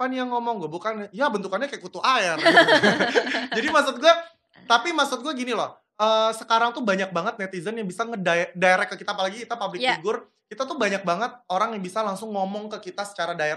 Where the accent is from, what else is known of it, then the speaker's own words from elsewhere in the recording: Padang, West Sumatra, Indonesia; kalau gue kan kampung gue di Padang ya saya hmm. di Padang itu kan makanannya pada endul-endul